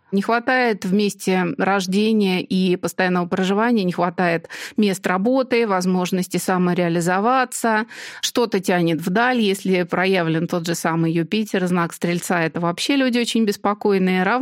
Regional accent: Moscow, Russia; И при том, что я родилась и живу в Москве, вот мне идеально подошел Нижний Тагил.

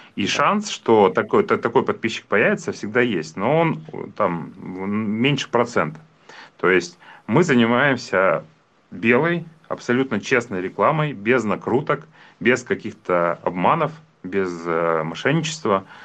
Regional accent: Yekaterinburg, Sverdlovsk Oblast, Russia; являюсь коренным екатеринбуржцем

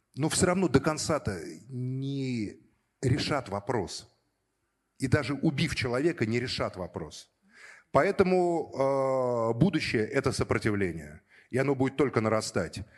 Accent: Moscow, Russia; родился уже на Соколе, в Москве, учился в школе

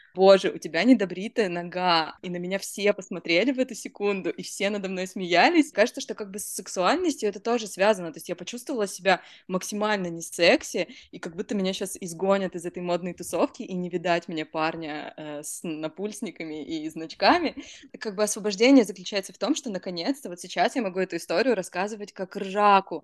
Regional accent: Rostov-on-Don, Rostov Oblast, Russia; я росла в Ростове-на-Дону

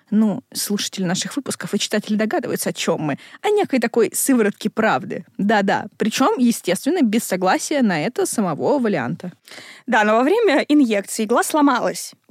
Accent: Zhulebino, Moscow, Russia; я отсюда, я из Жулебина.

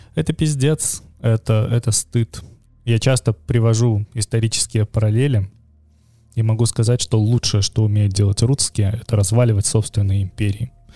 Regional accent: Belarus; now in Vilnius, Lithuania; я при этом белорус

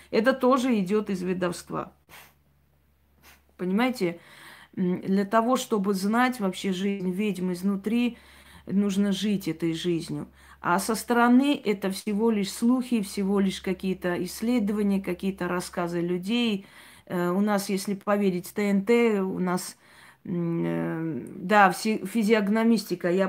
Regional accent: Armenia; Я армянка, и в Армении у меня очень много друзей, родственников

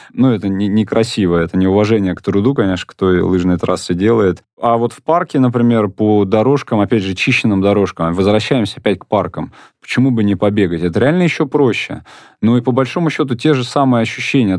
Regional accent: Moscow, Russia; я сам родился и вырос в Покровско-Стрешнево

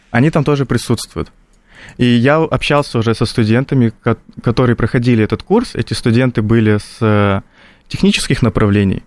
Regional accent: North Ossetia–Alania, Russia; Лично я из Осетии, из такого традиционного региона

